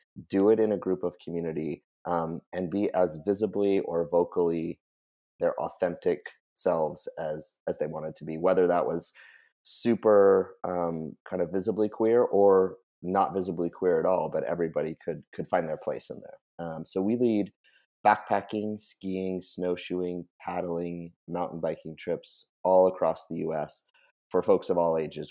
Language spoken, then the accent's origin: English; New Hampshire, United States; now in Western Massachusetts, United States; I grew up in New Hampshire being a super outdoorsy person